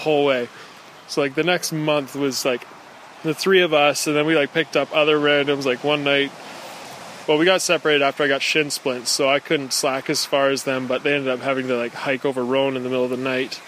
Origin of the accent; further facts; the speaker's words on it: Parksville, British Columbia, Canada; I'm from Parksville, British Columbia